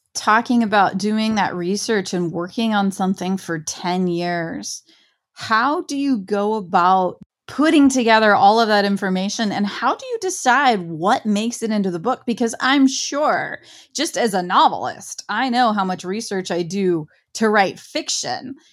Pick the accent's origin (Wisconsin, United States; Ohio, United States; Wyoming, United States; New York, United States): Ohio, United States; I'm from Ohio